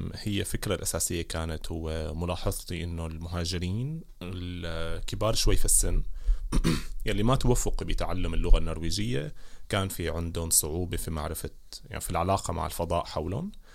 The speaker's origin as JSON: {"language": "Arabic", "town": "Damascus", "region": "Damascus Governorate", "country": "Syria", "tie": "born or raised there", "moved": "as an adult", "lives_now": "Bergen, Norway", "said": "خلقت وترعرعت آه، في سوريا في دمشق"}